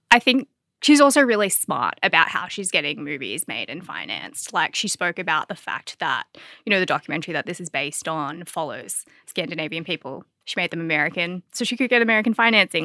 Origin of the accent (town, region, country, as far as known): Australia